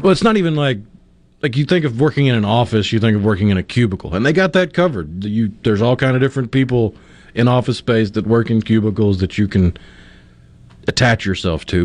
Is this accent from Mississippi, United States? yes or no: yes; Tupelo, Mississippi, United States; I remember growing up in Tupelo